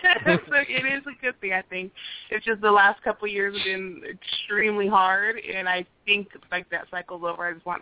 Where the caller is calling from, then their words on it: Arizona, United States; I'm calling from Arizona.